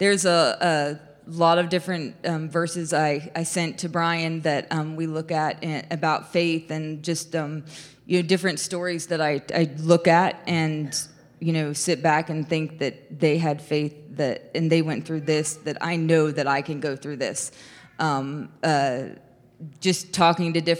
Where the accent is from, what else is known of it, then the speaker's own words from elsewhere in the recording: Xenia, Ohio, United States; I'm from Xenia